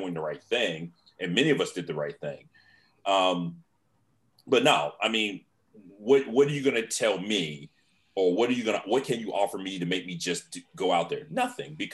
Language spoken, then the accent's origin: English; Virginia, United States; I'm from Virginia.